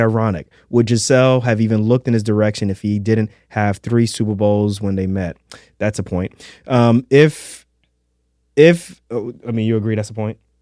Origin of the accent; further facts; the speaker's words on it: New York City, New York, United States; Halloween in a Darko house when I was growing up in Queens